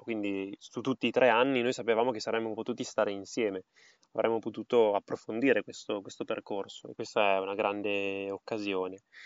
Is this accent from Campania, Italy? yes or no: no; Parma, Emilia-Romagna, Italy; In realtà sono a Parma, nella mia città natale